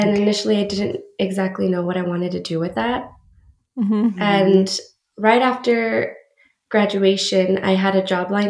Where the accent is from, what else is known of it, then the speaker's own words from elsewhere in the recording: El Paso, Texas, United States; moved away as an adult; now in San Antonio, United States; I am originally from El Paso, Texas, and recently relocated out here to San Antonio